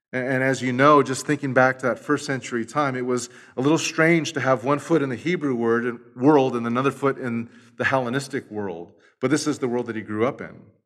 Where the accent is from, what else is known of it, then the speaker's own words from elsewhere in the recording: Los Angeles, California, United States; moved away; I'm from East L A." And we just start talking it up because we're from the same hood